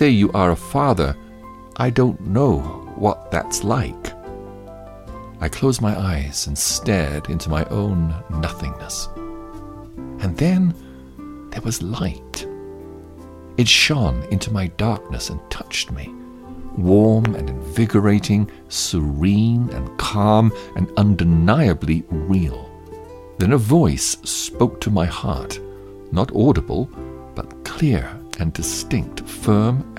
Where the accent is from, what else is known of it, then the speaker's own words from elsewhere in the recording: Netherlands; moved away; also born or lived in France; I left my home country of the Netherlands in search of truth and happiness, and was now in France.